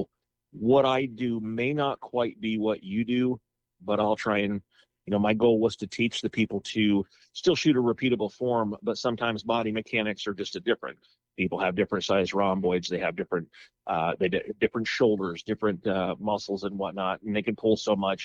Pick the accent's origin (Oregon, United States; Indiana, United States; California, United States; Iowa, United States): Indiana, United States; Muncie; I'm originally from Muncie, Indiana